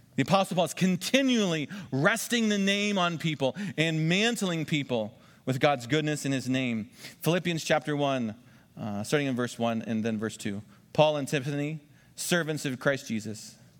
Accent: United States; I'm an American, and we vote every four years.

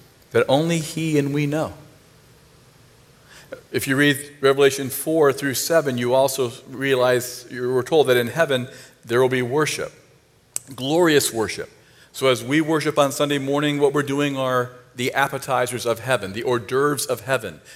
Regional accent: Northeast Ohio, United States; I'm from Northeast Ohio, so I'm a Cleveland fan

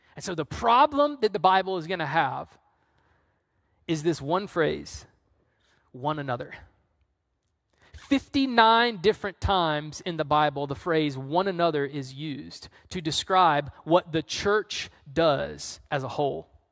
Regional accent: the South, United States; now in North Carolina, United States; I'm from the South.

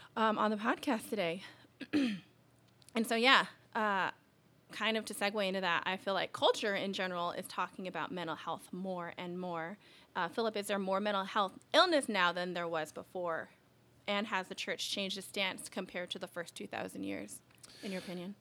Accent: Alaska, United States; so I grew up in Alaska

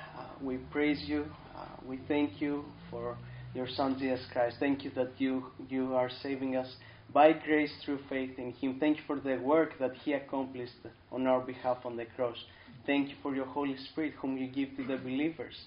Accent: Athens, Attica, Greece; moved away as an adult; now in United States; I was born and raised in Athens, Greece

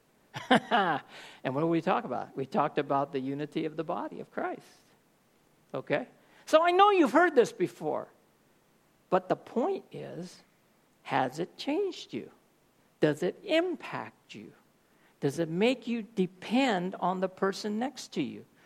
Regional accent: Oakland, California, United States; I'm from Oakland, California

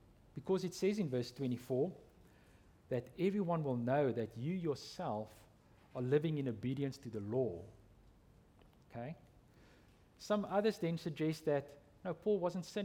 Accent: South Africa; I'm from South Africa

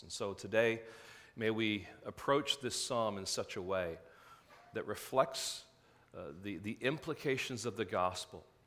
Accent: England, United Kingdom; moved away; growing up in England

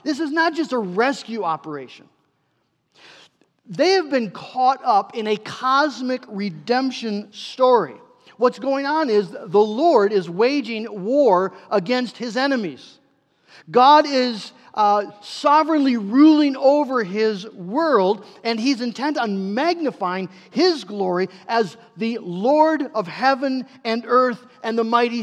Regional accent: United States; we are American Christians

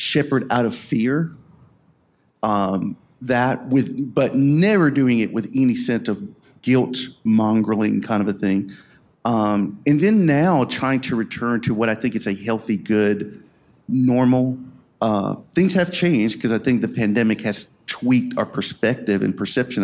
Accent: Angier, North Carolina, United States; I grew up in Anger. My family moved here in 1981

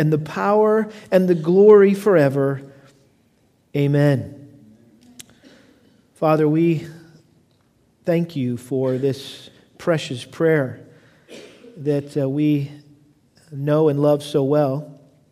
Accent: United States; also born or lived in Houston; I love being an American. I'm extremely grateful that God in his sweet providence allowed me to live in this great country.

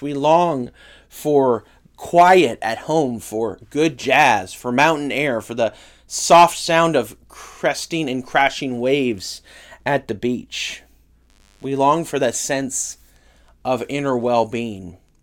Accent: California, United States; moved away; where I grew up in California

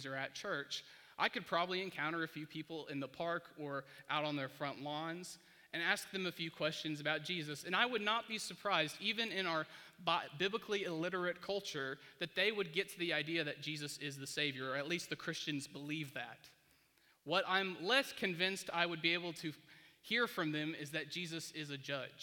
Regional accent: United States; born or raised there

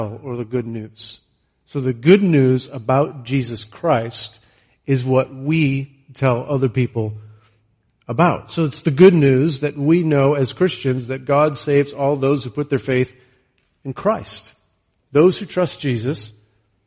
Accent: Leominster, Massachusetts, United States; now in Nebraska, United States; growing up in Leominster and never heard the gospel at all growing up in our home

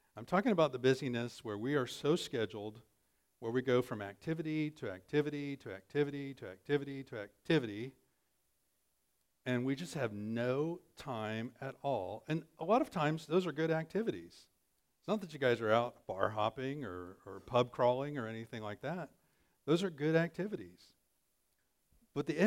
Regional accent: American Midwest, United States; proud American Midwesterners

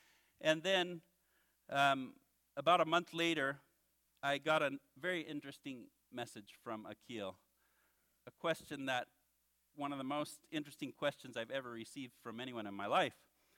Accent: Western, Kenya; So that means I grew up in Kenya from the time I was 7 till I finished high school. We lived in the western part of the country at the time in a city called Little Bombay.

